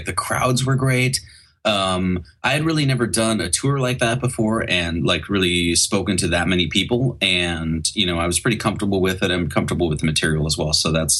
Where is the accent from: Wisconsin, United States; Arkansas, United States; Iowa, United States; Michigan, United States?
Wisconsin, United States; now in Oregon, United States; I grew up in Wisconsin, so like I had some brutal winters there too.